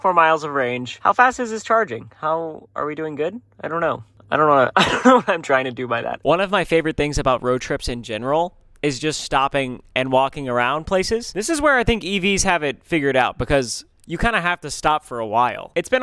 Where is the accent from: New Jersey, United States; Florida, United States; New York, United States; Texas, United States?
Texas, United States; I'm from Texas